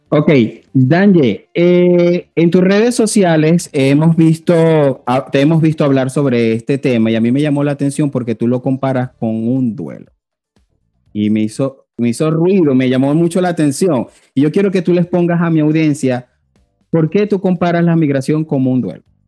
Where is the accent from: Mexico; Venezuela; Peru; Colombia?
Venezuela; moved away as an adult; also born or lived in Panama; como un venezolano o como nos llaman por ahí un veneco más